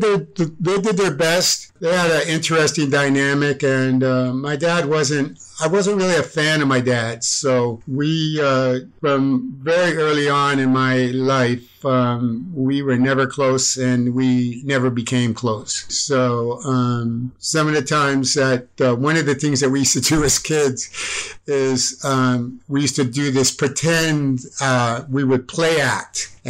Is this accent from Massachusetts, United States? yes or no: yes; Medford, Massachusetts, United States; also born or lived in Chicago; I was born in Cook County Hospital. And then my dad was in the service and he got stationed at Westover Air Force Base in Massachusetts. And then I lived in several different communities there, like Chicopee Falls. Medford was the place that I grew up.